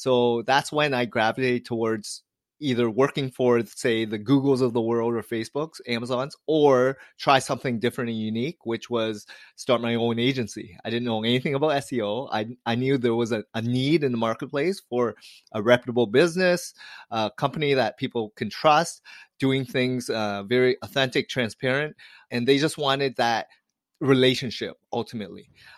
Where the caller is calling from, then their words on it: Toronto, Ontario, Canada; I'm joining you from Toronto, Canada.